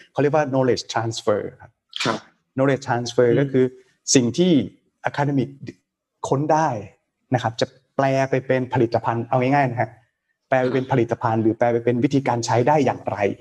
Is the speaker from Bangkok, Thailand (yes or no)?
no; Nakhon Ratchasima, Thailand; moved away; ผมเป็นคนคนต่างจังหวัดครับ เด็กบ้านนอกครับ จากนครราชสีมา